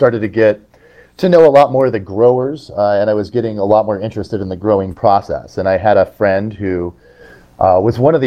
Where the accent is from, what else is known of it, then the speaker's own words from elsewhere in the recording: Southern California, United States; I grew up in Southern California